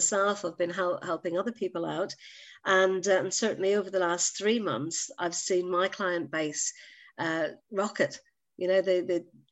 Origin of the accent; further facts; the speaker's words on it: Northern Ireland, United Kingdom; moved away as an adult; also born or lived in Manchester / Jersey; now in Guernsey; Many, many years ago in the little land of Northern Ireland. No, I'm Irish by birth.